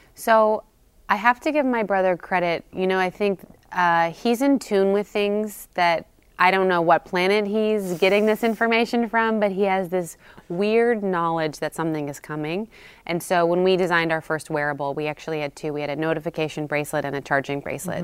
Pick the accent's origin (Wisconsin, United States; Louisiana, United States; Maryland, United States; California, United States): California, United States; now in New York, United States; I'm from California.